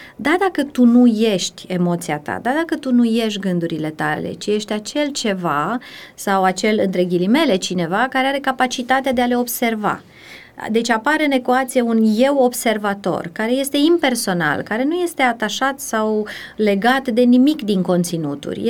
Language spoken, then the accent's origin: Romanian; Timișoara, Timiș County, Romania; moved away as an adult; now in Bucharest, Romania; sunt timișoreancă, născută, crescută